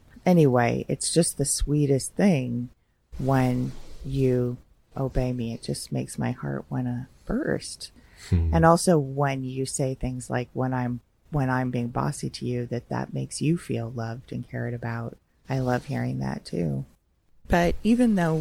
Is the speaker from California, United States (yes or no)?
yes; Los Angeles, California, United States; being from